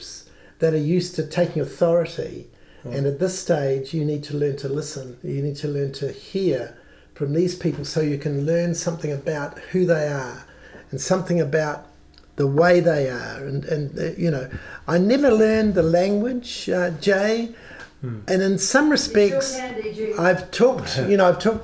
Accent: New Zealand; accent: New Zealand

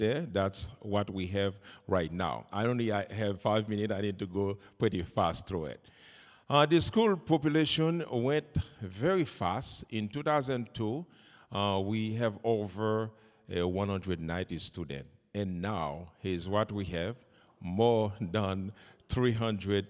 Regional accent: Haiti; I'm from Haiti

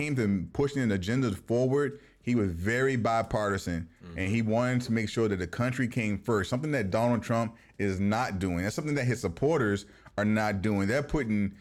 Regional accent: Virginia, United States; moved away; also born or lived in Germany; I am from Virginia.

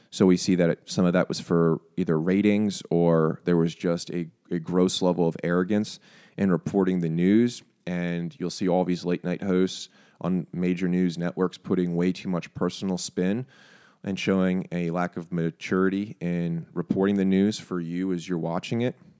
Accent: United States; as an American population

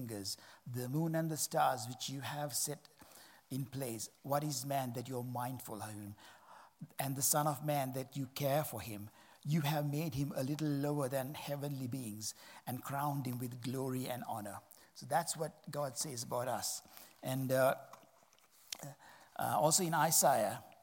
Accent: Sri Lanka; I'm from Sri Lanka

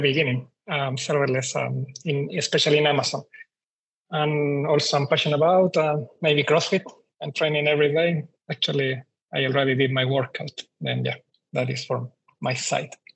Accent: Chile; moved away as an adult; now in Australia; I'm from Chile. I moved to Australia around nine nine years ago now

